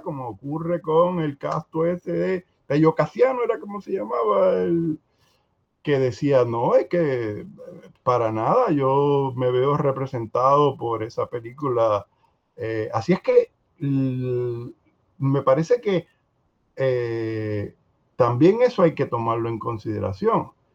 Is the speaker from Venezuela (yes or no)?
no; Puerto Rico